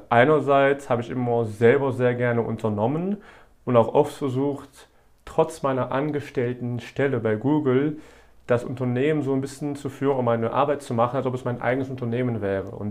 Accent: Wallonia, Belgium; Genau, äh, bin aus Ostbelgien

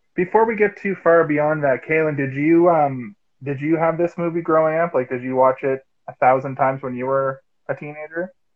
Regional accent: Halifax, Nova Scotia, Canada; now in Toronto, Canada; I'm from Halifax originally

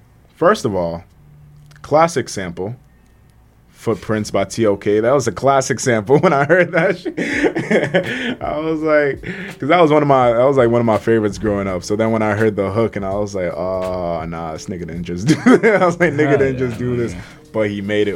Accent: Malden, Massachusetts, United States; also born or lived in Cambridge, Massachusetts; I'm from Malden, so that's why I know people out there.

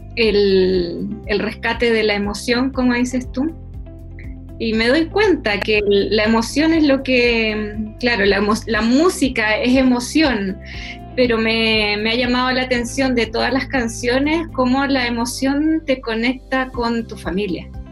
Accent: Chile; volvemos a, Chile, volvemos a, nuestras raíces

